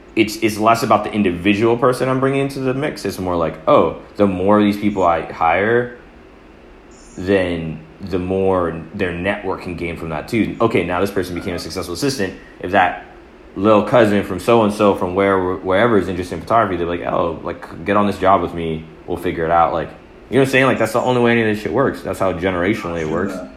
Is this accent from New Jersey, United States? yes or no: no; Atlanta, Georgia, United States; I was born in Atlanta